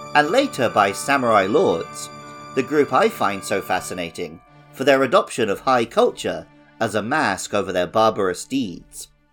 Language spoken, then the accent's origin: English; England, United Kingdom; my home country of England